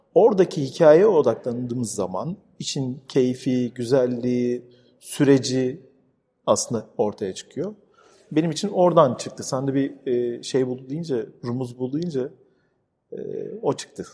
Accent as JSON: {"language": "Turkish", "region": "Istanbul", "country": "Turkey", "tie": "born or raised there", "said": "ben burada doğdum büyüdüm. Babam da 15 yaşında gelmiş bu arada buraya"}